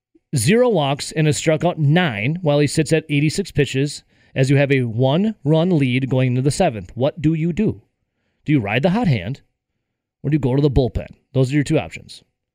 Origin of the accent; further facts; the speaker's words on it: Dodgeville, Wisconsin, United States; I am originally an Iowa County resident, as growing up in Dodgeville.